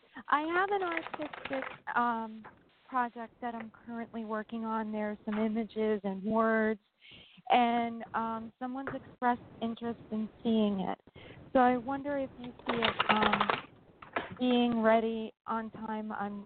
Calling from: New York, United States; New York.

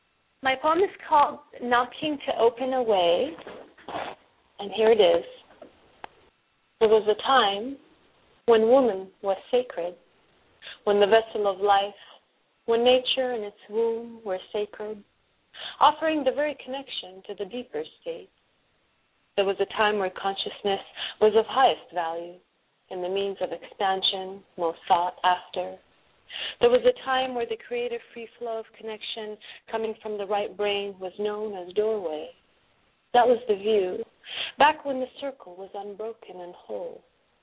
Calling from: Los Angeles, California, United States; Los Angeles.

